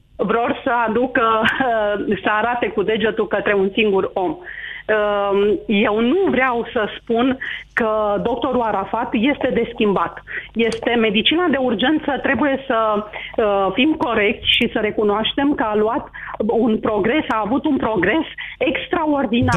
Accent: Romania; mă simt mândră că sunt român

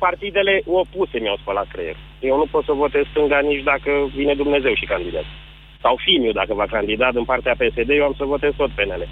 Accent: Târgoviște, Dâmbovița County, Romania; sunt din Târgoviște

